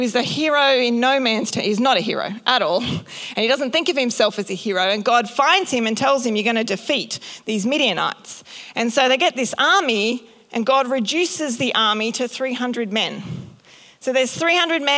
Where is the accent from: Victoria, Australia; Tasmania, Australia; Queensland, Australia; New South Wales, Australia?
Queensland, Australia; North; I grew up in North Queensland, so I've had the blessing of going to the Great Barrier Reef many times